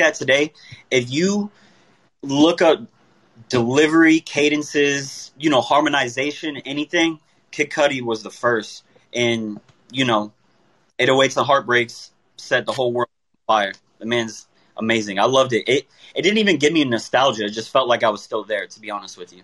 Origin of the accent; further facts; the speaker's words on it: Tampa, Florida, United States; I'm from Tampa, Florida